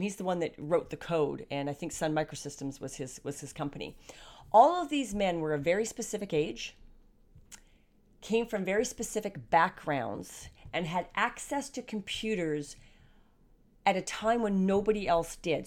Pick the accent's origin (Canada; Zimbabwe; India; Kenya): Canada; being a Canadian